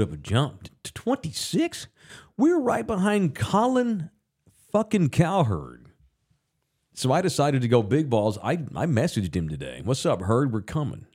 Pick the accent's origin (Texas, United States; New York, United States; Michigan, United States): Texas, United States; I'm from here. I'm from the Metro Sex